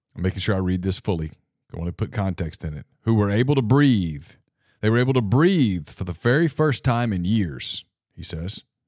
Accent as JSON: {"language": "English", "region": "Louisiana", "country": "United States", "tie": "born or raised there", "said": "my home state of Louisiana, And look, we in Louisiana almost take pride in how corrupt our politicians are"}